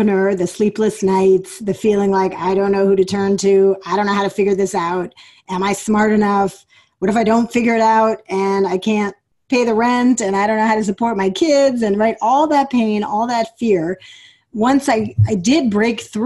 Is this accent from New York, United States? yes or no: yes; New York City, New York, United States; But I grew up in New York City. I'm a New York City girl, as you can tell from how fast I talk